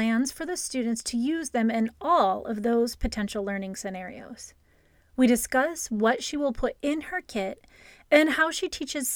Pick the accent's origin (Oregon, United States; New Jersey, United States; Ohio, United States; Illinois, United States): Ohio, United States; suburb of Toledo, Northwest; I grew up in Ohio, and in my town, the same thing happened. It was just this tiny little town, a suburb of Northwest Ohio, a suburb of Toledo